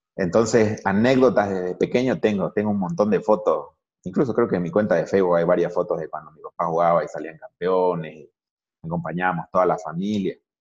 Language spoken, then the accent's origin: Spanish; El Torno, Santa Cruz, Bolivia; Ahora tenemos un equipo de, de fútbol en, ACF de mi pueblo, se llama el Torno Fútbol Club